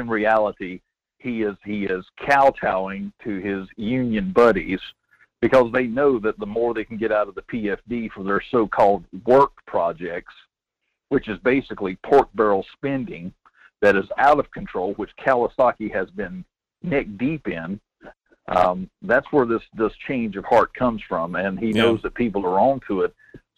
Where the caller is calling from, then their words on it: Denali, Alaska, United States; Good morning. … out of Denali.